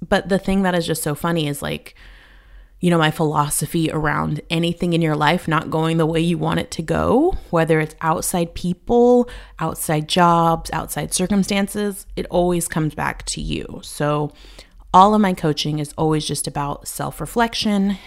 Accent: United States; moved away as an adult; also born or lived in Spain; now in Albania; as an American

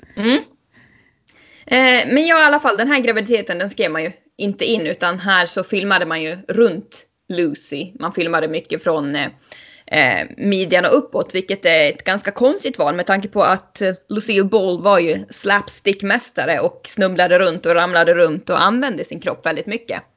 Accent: Sweden; som svensk

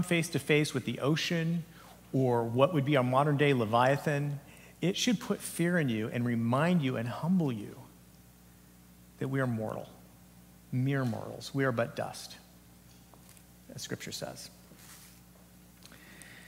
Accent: Santa Cruz Mountains, California, United States; I grew up in the Santa Cruz Mountains area

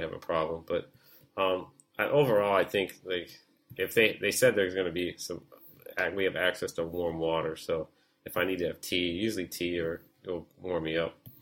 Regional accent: United States; now in Hong Kong; as an American

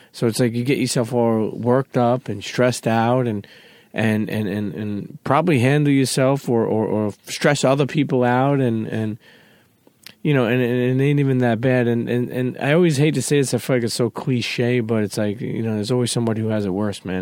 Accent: New York, United States; growing up in New York

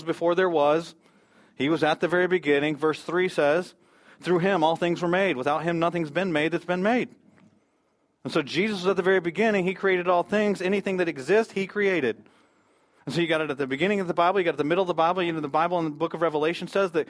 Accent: United States; as an American

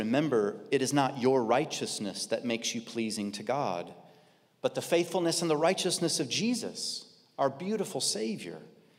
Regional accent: Kansas, United States; Okay, I grew up in Kansas in a very, very conservative church.

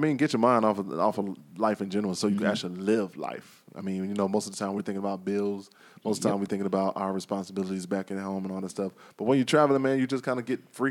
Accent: Leesburg, Florida, United States; moved away; I grew up in a small town, Leesburg, Florida, where it ain't that many people

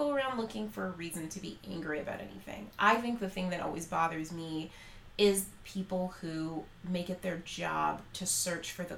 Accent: Canada; As a Canadian, Canadian woman

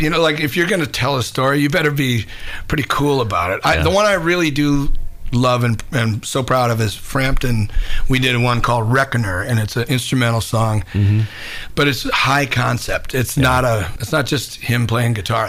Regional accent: Minneapolis, Minnesota, United States; moved away as an adult; also born or lived in New York; I grew up in Minneapolis, and before I left for New York

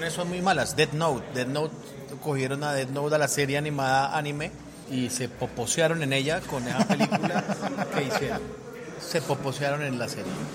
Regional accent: Colombia; Soy un mal colombiano

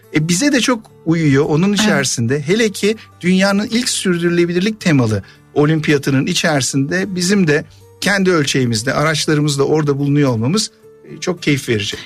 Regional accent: Ankara, Turkey; Ankara'da doğup büyüdüm.

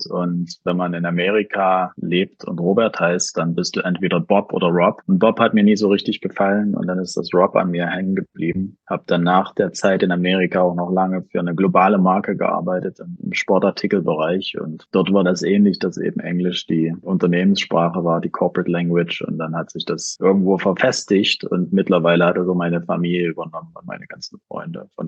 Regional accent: Jena, Thuringia, Germany; now in Berlin, Germany; Und wie du schon richtig sagst, bin ich normalerweise in Berlin, aber heute ausnahmsweise mal in meiner Heimatstadt in Jena.

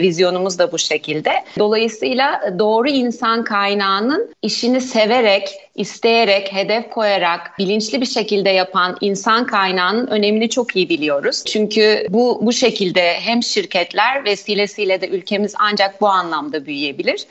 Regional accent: Ordu, Turkey; moved away as an adult; 1977 ee, Ordu doğumluyum. Evliyim, 3 kız çocuk annesiyim. Ordulu olma münasebetiyle liseyi Ordu Anadolu Sesi'nde tamamladım.

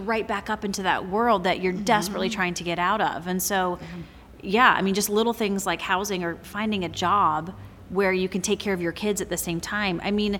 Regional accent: South Carolina, United States; moved away as an adult; now in Medford, United States; I grew up in South Carolina

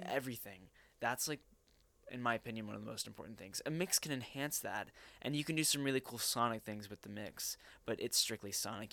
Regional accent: Arlington, Texas, United States; at age 13 in Arlington, Texas, at a public, uh, uh, I guess junior high school

